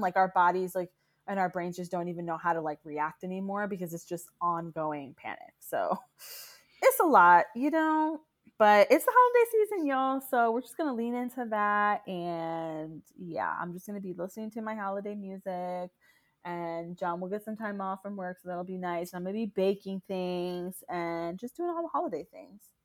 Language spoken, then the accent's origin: English; Pine Hills, Florida, United States; moved away; I'm from Pine Hills